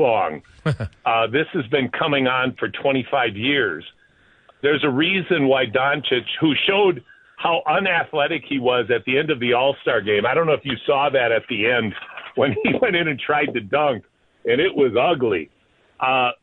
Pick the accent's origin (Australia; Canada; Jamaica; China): Canada